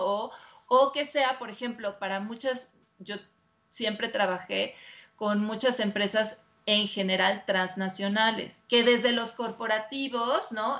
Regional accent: Mexico; soy la única mexicana que está certificada

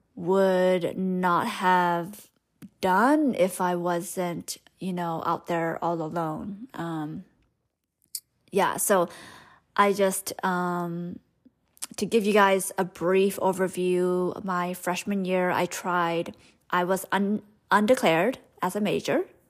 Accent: Stockton, California, United States; first language Hmong; English is a second language; grew up in Stockton, California

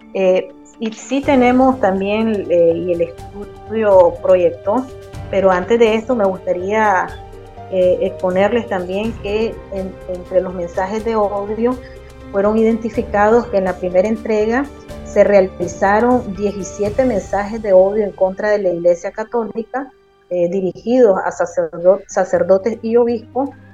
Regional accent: Nicaragua; nosotros como ciudadanos nicaragüenses

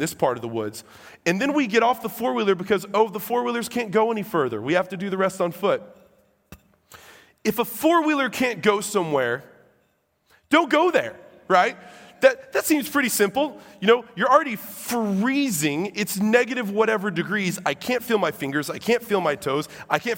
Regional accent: Illinois, United States; I'm from Illinois

